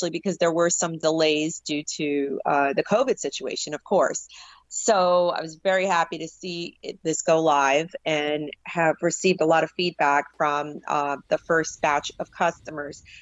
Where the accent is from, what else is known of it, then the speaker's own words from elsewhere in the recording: New York City, New York, United States; before growing up in the New York City area and the catalyst of, of seeing September 11th, 2001.